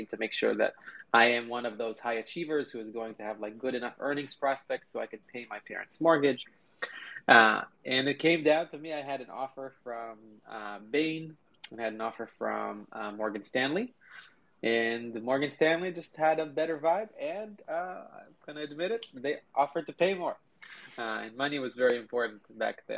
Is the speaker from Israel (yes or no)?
yes; Israel; moved away as an adult; now in United States; I grew up in Israel